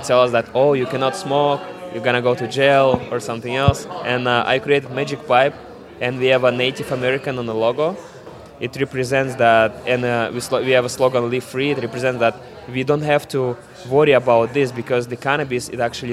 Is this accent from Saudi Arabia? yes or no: no; Siberia, Russia; English is a second language; moved away as an adult; I'm from Siberia. I came here like about 5 years ago.